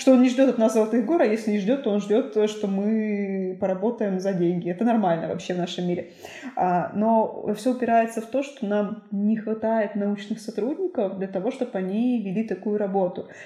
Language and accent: Russian; Suksunsky District, Perm Krai, Russia; now in Cherdyn, Russia; я родилась в Суксунском районе